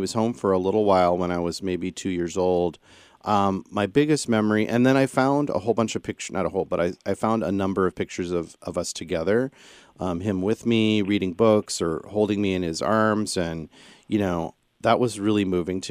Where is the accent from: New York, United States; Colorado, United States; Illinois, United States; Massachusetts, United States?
Illinois, United States; central; I come from the Midwest, central Illinois, sort of a mixed Catholic Protestant family